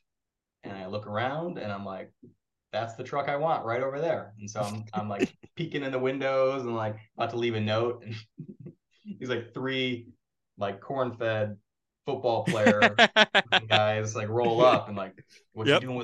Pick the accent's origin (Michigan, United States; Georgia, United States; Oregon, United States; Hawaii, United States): Michigan, United States; Eaton Rapids; moved away; also born or lived in California; growing up in Eden Rapids, they shot Real Steel